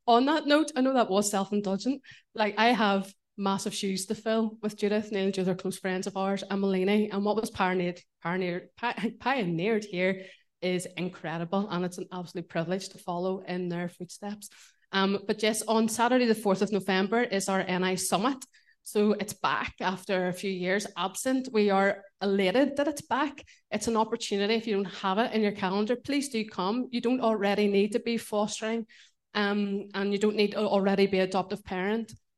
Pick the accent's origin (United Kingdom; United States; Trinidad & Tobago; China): United Kingdom; Belfast, Northern Ireland; moved away as an adult; now in Portadown, United Kingdom; I'm really Belfast born and bred